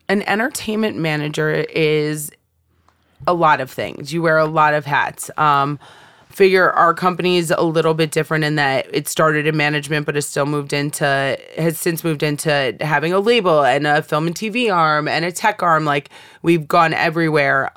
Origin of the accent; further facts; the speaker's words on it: Bethany, Connecticut, United States; moved away; I grew up in Bethany, Connecticut.